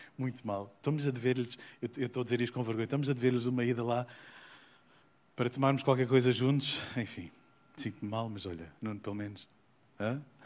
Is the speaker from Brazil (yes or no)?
no; South Africa; moved away; also born or lived in Portugal; Eu nasci na África do Sul.